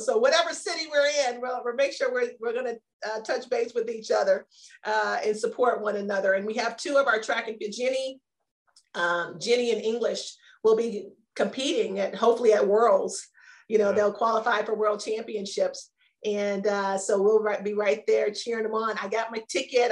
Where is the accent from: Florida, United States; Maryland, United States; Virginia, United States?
Maryland, United States; moved away; also born or lived in Arizona; I grew up in Maryland